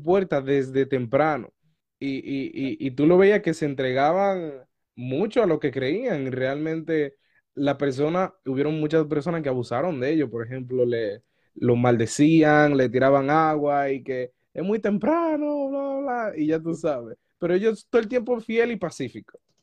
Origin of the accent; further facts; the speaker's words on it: Dominican Republic; moved away; Yo soy de República Dominicana